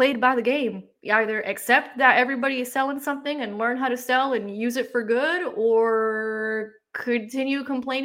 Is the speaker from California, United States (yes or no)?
no; Miami, Florida, United States; I grew up in Miami